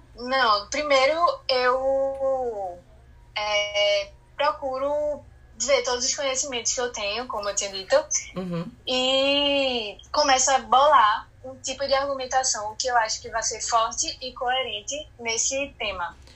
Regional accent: Recife, Pernambuco, Brazil; eu tenho 16 anos, é, sou de Recife e estudo no Marista São Luís.

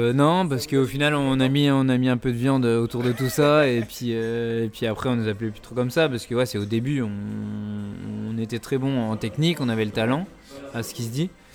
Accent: Épinal, Grand Est, France; on vient tous les deux d'Épinal

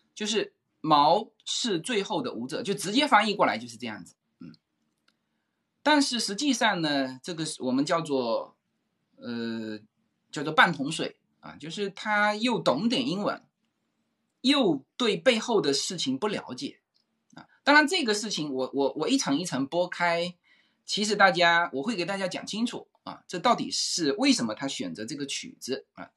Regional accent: China; 我们中国大陆和台湾人，我们共称华人

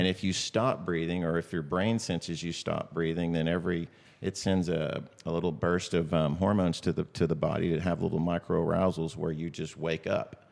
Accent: Austin, Texas, United States; I was from Austin

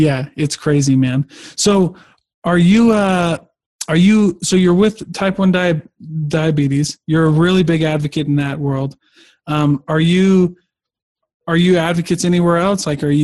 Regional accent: Hawaii, United States; I'm Hawaiian, so I'd go right for my tribal Polynesian.

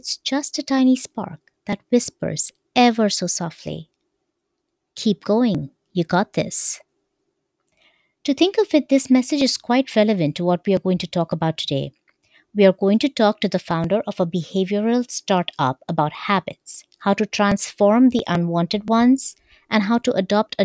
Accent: India; now in United States; I was born and brought up in India

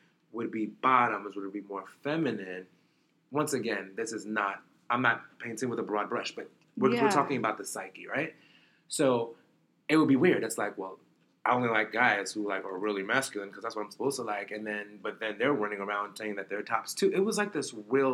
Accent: New York City, New York, United States; I was born in Brooklyn.

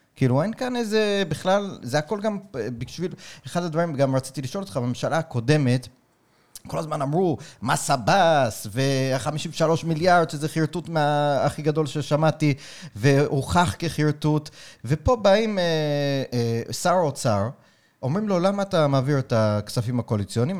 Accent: New York, United States; now in Israel; אני גדלתי בקהילה חרדית בניו יורק

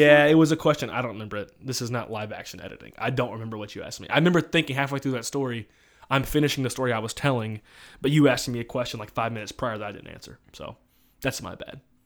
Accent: Louisiana, United States; moved away; I'm originally from Louisiana, so I'm a big L S U guy

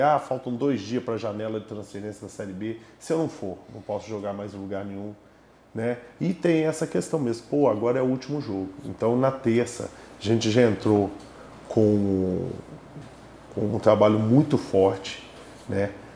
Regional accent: Minas Gerais, Brazil; eu sou mineiro

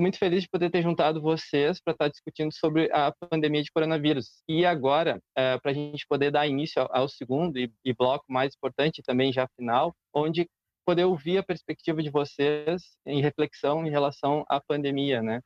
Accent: Canela, Rio Grande do Sul, Brazil; also born or lived in Porto Alegre; eu sou natural de Canela

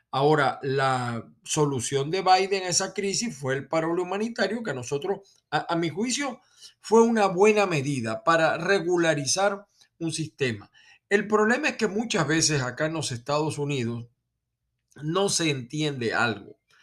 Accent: Venezuela; now in United States; que soy venezolano

